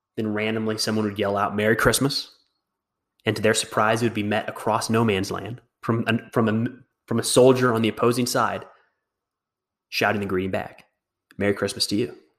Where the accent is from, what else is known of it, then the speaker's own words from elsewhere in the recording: United States; as an American